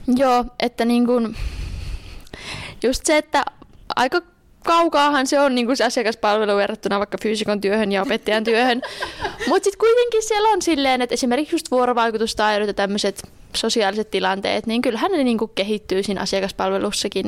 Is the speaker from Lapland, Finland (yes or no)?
no; Juankoski, North Savo, Finland; moved away; also born or lived in Joensuu; olen itse kotoisin Juankoskelta